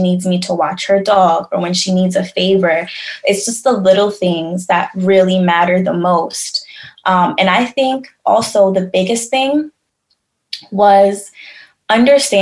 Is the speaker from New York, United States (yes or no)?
yes; New York, United States; also born or lived in Tampa, Florida; growing up in New York